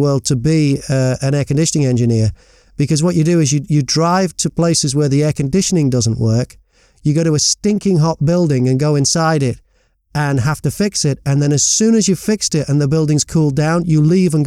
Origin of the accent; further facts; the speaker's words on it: Warrington, North West England, United Kingdom; also born or lived in Liverpool; I was born in Liverpool, but when I was 2 years old, we moved out to Great Sankey near Warrington